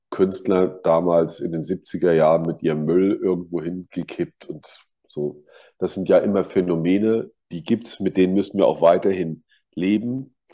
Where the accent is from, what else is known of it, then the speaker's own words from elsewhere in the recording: Kaiserslautern, Rhineland-Palatinate, Germany; Und in meiner Heimatstadt Kaiserslautern gab es einen 2001-Laden und das war schon sehr schön.